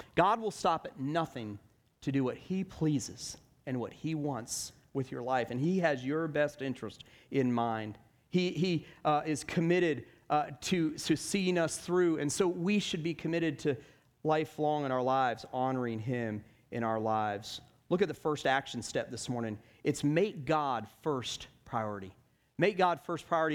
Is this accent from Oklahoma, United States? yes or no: no; Stone Mountain, Georgia, United States; I grew up in Stone Mountain, Georgia